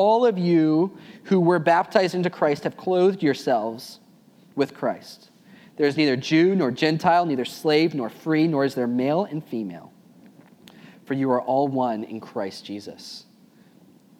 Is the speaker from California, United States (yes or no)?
yes; Tracy, California, United States; I taught fifth grade at a private school in Tracy, California, my hometown